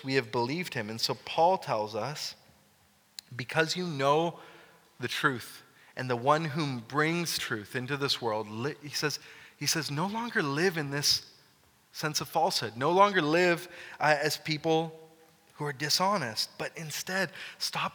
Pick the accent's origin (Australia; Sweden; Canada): Canada; as Canadian Christians, or Christian Canadians